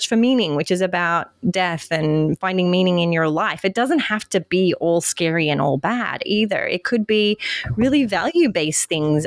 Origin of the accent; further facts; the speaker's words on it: Australia; now in California, United States; I'm from Australia, but I live in America.